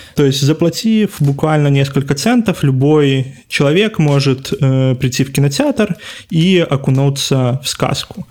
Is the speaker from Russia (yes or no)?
no; Belarus; мы, как белорусы